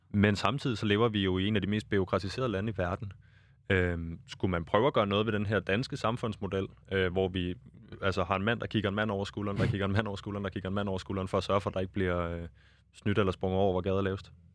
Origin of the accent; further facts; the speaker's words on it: Denmark; jeg er født i Danmark i, på det rigtige tidspunkt